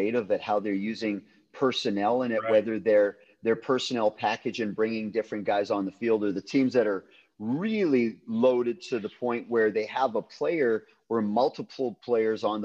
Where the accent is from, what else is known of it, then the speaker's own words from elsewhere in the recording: Canada; moved away as an adult; also born or lived in Winnipeg, Manitoba; now in California, United States; I grew up in Canada.